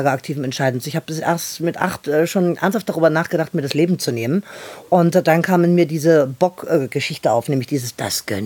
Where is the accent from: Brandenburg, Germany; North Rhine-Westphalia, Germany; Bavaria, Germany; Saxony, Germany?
Saxony, Germany; Dresden; ich komme aus Dresden und ich bin echt froh, dass ich endlich hier bin